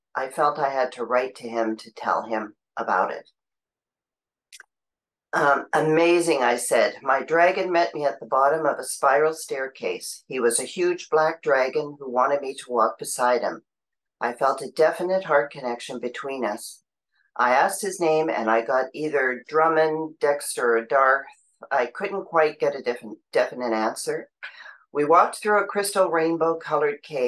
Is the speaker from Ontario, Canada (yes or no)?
yes; Ottawa, Ontario, Canada; I'm from Ottawa, Canada